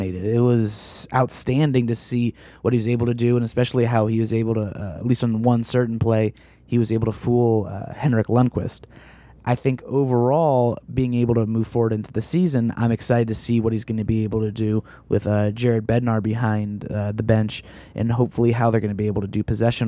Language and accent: English; United States; being an American